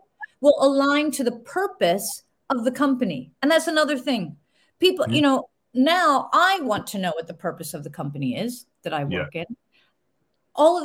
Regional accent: United States; moved away as an adult; now in United Kingdom; being American

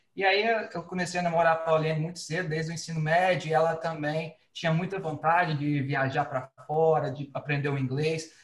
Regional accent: Goiânia, Goiás, Brazil; moved away as an adult; now in Vancouver, Canada; sou lá de Goiânia. Tô aqui no Canadá, como a Luana falou, desde 2017

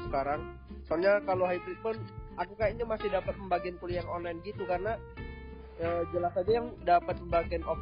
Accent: Sumatra, Indonesia; aku juga dari Sumatera yang jauh jaraknya jauh banget dari Semarang

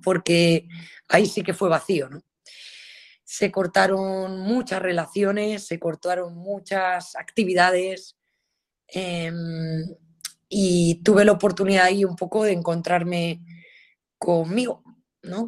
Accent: Galicia, Spain; soy gallega

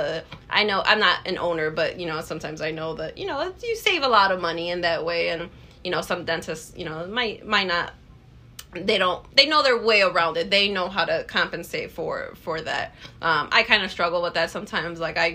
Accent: Illinois, United States; now in Wisconsin, United States; I'm from Illinois, but I live in Wisconsin

